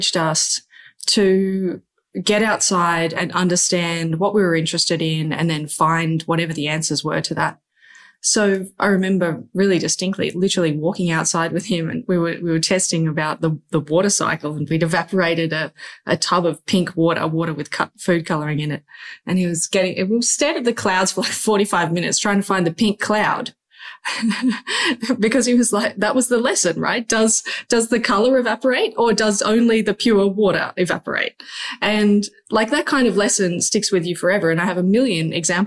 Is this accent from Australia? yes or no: yes; Byron Bay, New South Wales, Australia; Growing up in Byron Bay is very idyllic